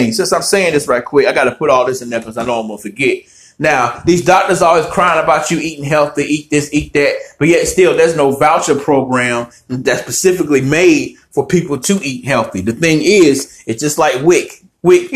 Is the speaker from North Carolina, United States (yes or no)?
yes; Winston-Salem, North Carolina, United States; moved away as an adult; I'm from Winston-Salem, North Carolina, Forsyth County